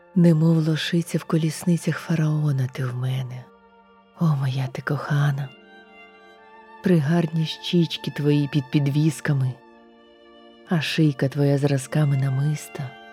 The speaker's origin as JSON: {"language": "Ukrainian", "region": "Kyiv", "country": "Ukraine", "moved": "yes", "lives_now": "Baden, Switzerland", "said": "Я українка, киянка"}